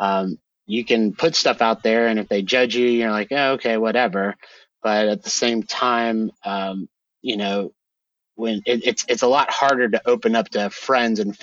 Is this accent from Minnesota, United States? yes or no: no; Georgia, United States; my home state here in Georgia